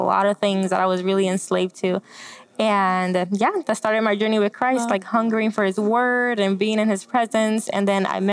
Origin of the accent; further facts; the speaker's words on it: Puerto Rico; moved away; also born or lived in Florida; I grew up in Puerto Rico, born and raised by my mom